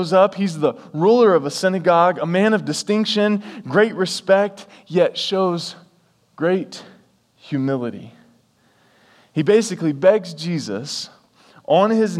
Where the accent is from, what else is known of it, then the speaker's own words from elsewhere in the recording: the South, United States; I'm from the South